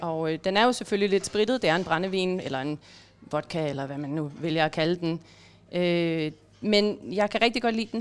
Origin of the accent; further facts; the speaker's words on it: Denmark; jeg har hjemme i Danmark